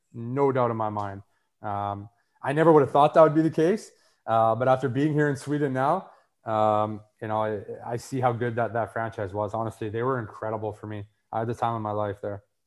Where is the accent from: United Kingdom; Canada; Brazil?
Canada; Winnipeg, Manitoba; growing up in Winnipeg